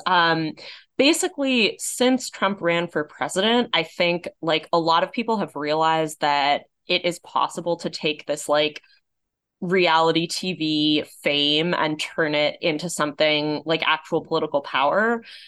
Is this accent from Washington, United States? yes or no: no; Los Angeles, California, United States; Los Angeles, my hometown